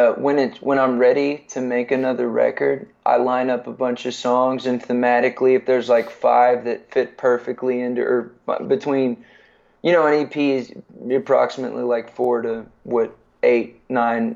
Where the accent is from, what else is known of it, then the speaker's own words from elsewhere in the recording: San Antonio, Texas, United States; I grew up in San Antonio.